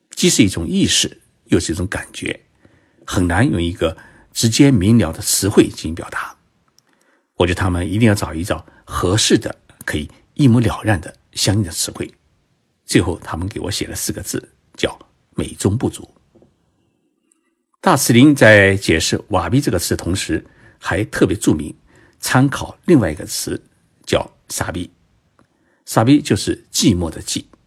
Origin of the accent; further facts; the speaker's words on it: China; 我们中国人